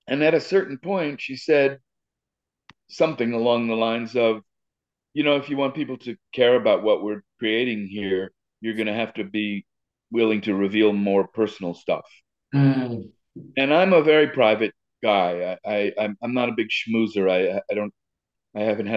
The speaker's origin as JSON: {"language": "English", "town": "New York City", "region": "New York", "country": "United States", "tie": "born or raised there", "said": "I grew up in Riverdale in the Bronx"}